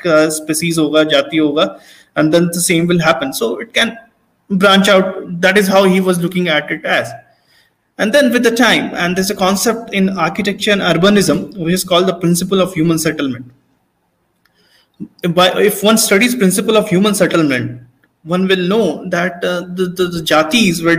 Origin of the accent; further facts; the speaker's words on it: Hazaribagh, Jharkhand, India; I come from Hazaribagh and nearby villages